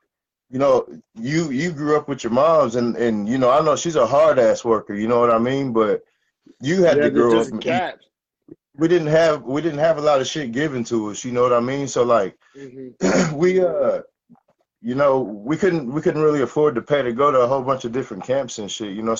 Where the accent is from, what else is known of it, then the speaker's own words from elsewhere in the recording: Adair, Oklahoma, United States; also born or lived in Edinburgh, Scotland; I come from Adair, Oklahoma